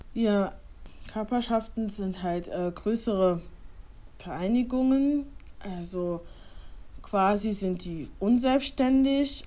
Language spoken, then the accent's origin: German; Germany; ich wurde in Deutschland geboren, aber meine Eltern stammen ursprünglich aus Ghana